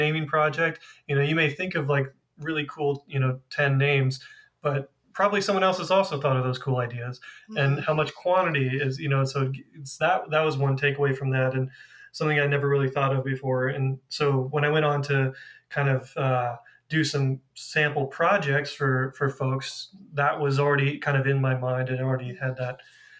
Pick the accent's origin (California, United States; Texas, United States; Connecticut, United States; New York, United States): California, United States; also born or lived in Boston; my home state of California